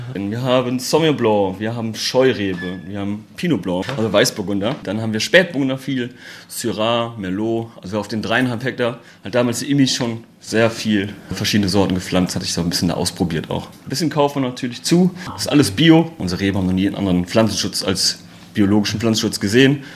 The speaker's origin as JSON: {"language": "German", "area": "Oberbergisches Land", "region": "North Rhine-Westphalia", "country": "Germany", "also_born_or_lived": "Moselle / New Zealand", "moved": "as an adult", "lives_now": "Cologne, Germany", "said": "ich komme aus dem Obergischen Land ursprünglich"}